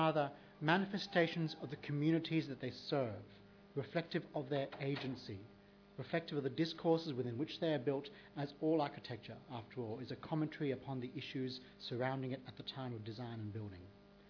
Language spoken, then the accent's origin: English; Australia; as an Australian